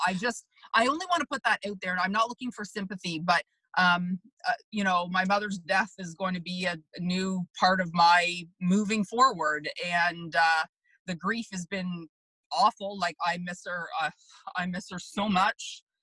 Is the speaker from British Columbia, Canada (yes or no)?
no; Markham, Ontario, Canada; I grew up in Markham